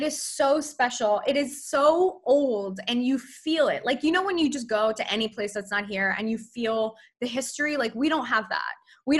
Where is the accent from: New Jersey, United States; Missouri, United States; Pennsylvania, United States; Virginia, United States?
Pennsylvania, United States; Philadelphia suburbs; now in New York, United States; I am from Philly suburbs originally.